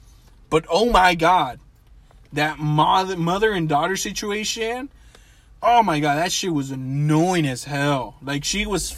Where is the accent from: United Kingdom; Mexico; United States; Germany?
Mexico; Mexico, my home country